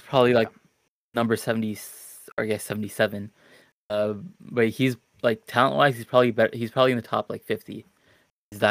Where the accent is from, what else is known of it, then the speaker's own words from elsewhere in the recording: Toronto, Ontario, Canada; I'm from Toronto